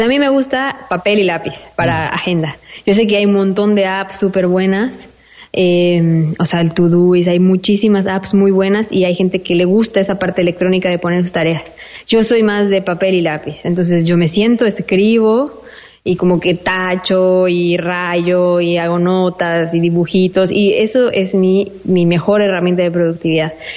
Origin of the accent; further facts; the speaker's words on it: Mexico; first language Spanish; moved away as an adult; also born or lived in Spain; now in Malta; soy mexicana